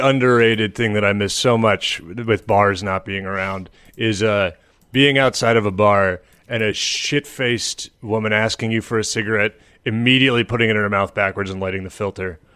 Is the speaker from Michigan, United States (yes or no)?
yes; Ann Arbor, Michigan, United States; moved away; I was from Ann Arbor